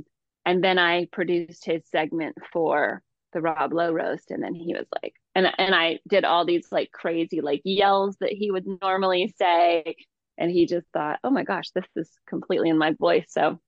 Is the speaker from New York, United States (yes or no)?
no; Georgia, United States; also born or lived in Hayward; I was born in Hayward, but I grew up in Georgia. And so I was constantly adapting my own voice to the people around me.